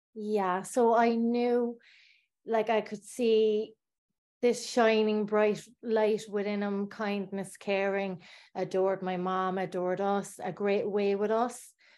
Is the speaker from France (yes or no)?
no; Bandon, Munster, Ireland; I was born in Ireland in Bandon in Cork, a small town. And I grew up in a council estate